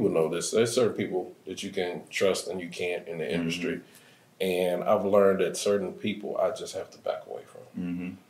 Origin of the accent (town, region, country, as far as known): Chicago, Illinois, United States